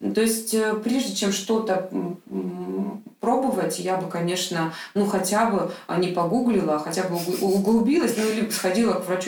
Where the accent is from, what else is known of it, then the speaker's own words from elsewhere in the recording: Krasnodar, Krasnodar Krai, Russia; в тот же Краснодар, там маленький город, мой родной город